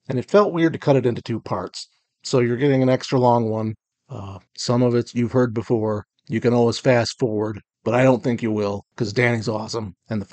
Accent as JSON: {"language": "English", "town": "Kalamazoo", "region": "Michigan", "country": "United States", "tie": "born or raised there", "said": "I was born and raised in Kalamazoo, Michigan"}